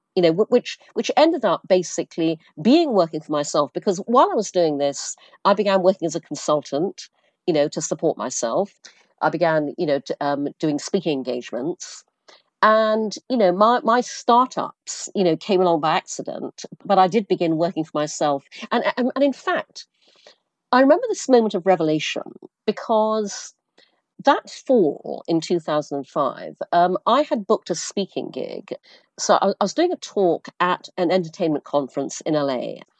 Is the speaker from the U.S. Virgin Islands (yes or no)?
no; Brunei; now in New York, United States; I grew up in Asia, I grew up in Brunei.